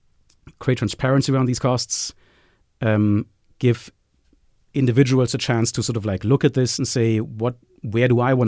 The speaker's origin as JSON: {"language": "English", "country": "Germany", "accent": "German", "second_language": "English", "said": "I can say this with my German accent."}